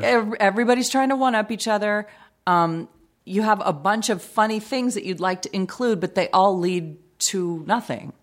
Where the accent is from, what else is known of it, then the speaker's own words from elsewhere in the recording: Long Beach, California, United States; also born or lived in Bellflower, California; I was born in Bellflower, but I've lived in Long Beach my whole life.